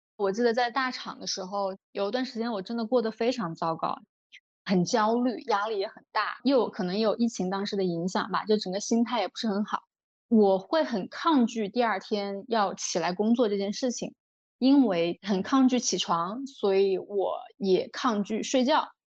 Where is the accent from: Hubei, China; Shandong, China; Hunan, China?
Hunan, China; Changsha; moved away as an adult; also born or lived in Beijing; 现在是我一个人生活在长沙，我会觉得就挺好的，我主业的领导也很欣赏我，然后我各种副业探索得也还不错，也有一些我从小到大的朋友在这儿，家人也在这儿